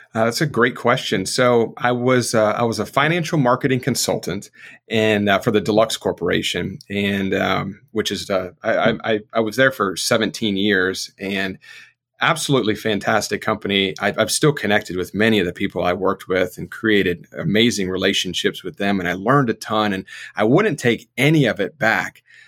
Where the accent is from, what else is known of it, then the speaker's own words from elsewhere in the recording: South Florida, United States; now in North Carolina, United States; I grew up in South Florida